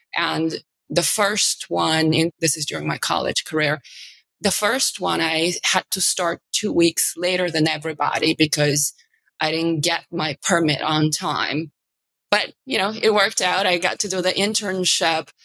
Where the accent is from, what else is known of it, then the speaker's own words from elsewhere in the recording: Bulgaria; moved away as an adult; also born or lived in New York; now in New York City, United States; I'm from Eastern Europe